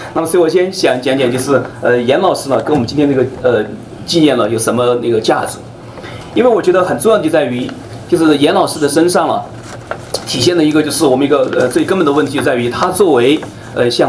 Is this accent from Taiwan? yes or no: no; China; now in United States; 呃，因为你们知道我从呃中国过来了，呃，我不会带很多的书，因为书都是很重的。